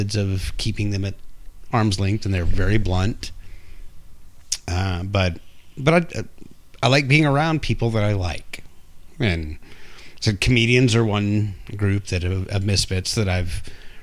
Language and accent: English; Texas, United States; I'm a Texan